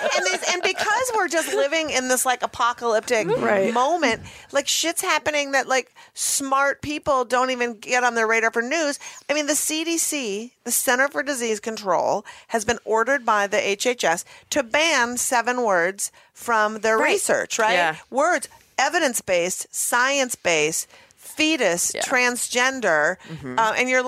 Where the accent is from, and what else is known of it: Minneapolis, Minnesota, United States; born or raised there